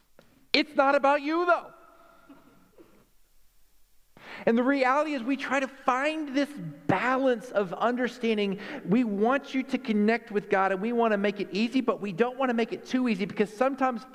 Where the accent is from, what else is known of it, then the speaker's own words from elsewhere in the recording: Texas, United States; I'm a Texan